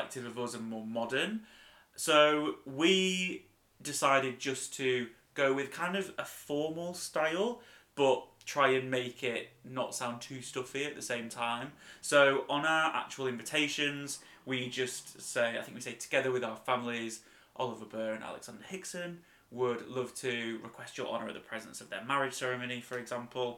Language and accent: English; United Kingdom; we're very British